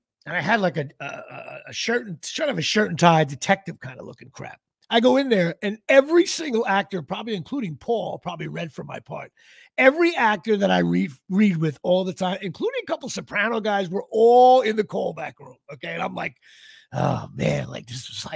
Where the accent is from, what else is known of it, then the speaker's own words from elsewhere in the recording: New Jersey, United States; I'm from New Jersey